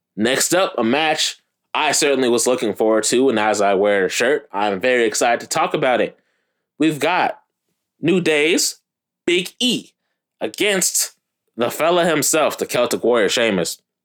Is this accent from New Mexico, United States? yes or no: no; Minnesota, United States; As one Minnesotan